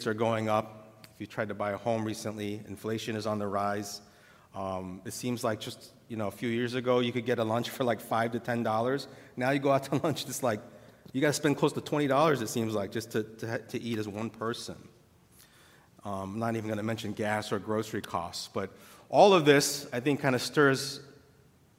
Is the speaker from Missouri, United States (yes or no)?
yes; St. Louis, Missouri, United States; My dad and my parents immigrated here just before I was born from Korea.